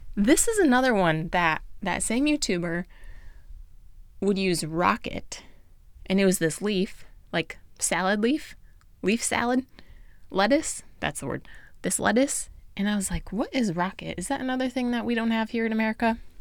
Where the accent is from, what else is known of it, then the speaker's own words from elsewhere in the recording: United States; I'm American